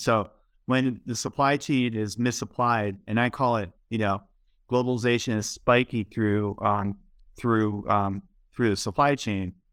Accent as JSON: {"language": "English", "town": "Baltimore", "region": "Maryland", "country": "United States", "tie": "born or raised there", "said": "I, I grew up in Baltimore, and you know I lived there for a long time"}